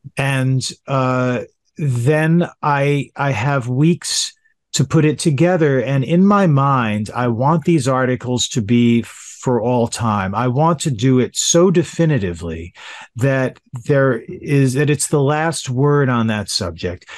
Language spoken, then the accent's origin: English; Yonkers, New York, United States; also born or lived in Manhattan, New York; I was born in Manhattan, but adopted, and so I grew up in Yonkers, New York, directly north of Manhattan